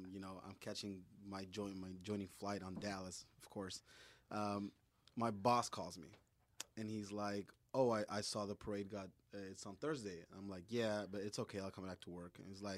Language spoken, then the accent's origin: English; Honduras; I'm from Honduras, Central America. You know, so of course, third world country.